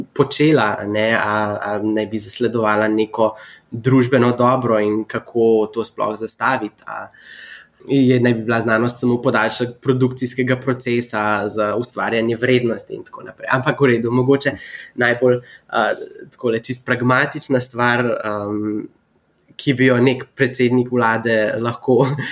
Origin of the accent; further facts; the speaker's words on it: Slovenia; moved away as an adult; also born or lived in Abu Dhabi, United Arab Emirates; now in United States; sem iz Slovenije